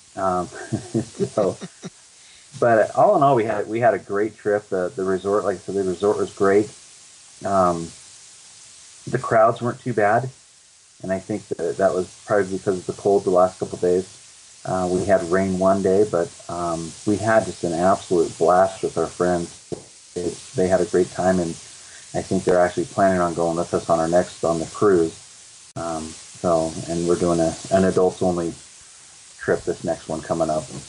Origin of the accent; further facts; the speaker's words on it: Colorado, United States; we're from Colorado